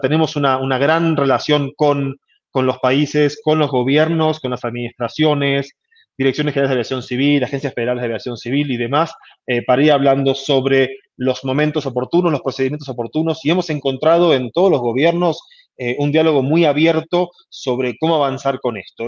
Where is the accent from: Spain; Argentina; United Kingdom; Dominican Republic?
Argentina; now in Mexico; mi tierra natal, Argentina